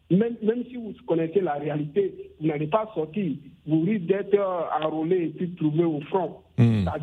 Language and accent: French; Burkina Faso; même chez nous au Burkina Faso